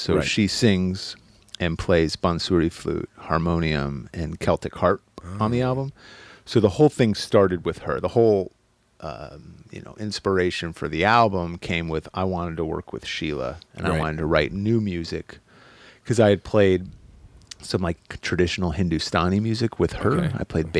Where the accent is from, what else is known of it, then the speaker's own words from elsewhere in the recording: Corvallis, Oregon, United States; also born or lived in Pocatello, Idaho; now in Los Angeles, United States; So born in Corvallis, Oregon.